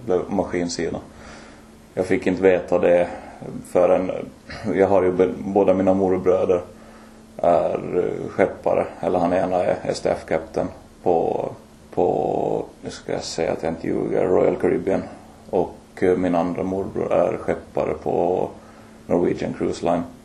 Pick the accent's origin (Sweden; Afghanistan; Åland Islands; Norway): Åland Islands; Mariehamn; moved away as an adult; also born or lived in Lemland / Vaasa; now in Oravais, Finland; född och uppvuxen på Åland från början från Lämland men flyttade till Mariehamn som fyraåring